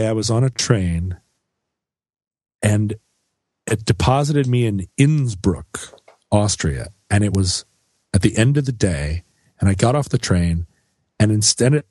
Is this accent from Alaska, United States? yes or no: yes; Alaska, United States; I grew up in Alaska.